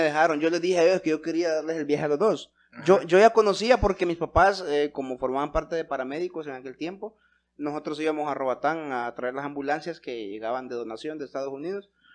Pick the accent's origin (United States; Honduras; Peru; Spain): Honduras; Santa Rosa de Copán, Copán; somos de Santa Rosa de Copán